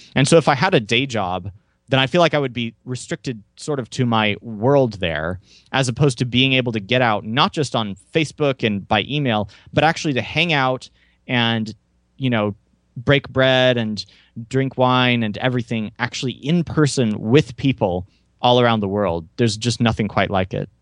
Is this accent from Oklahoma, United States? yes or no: yes; Tulsa, Oklahoma, United States; I was born and raised near Tulsa, Oklahoma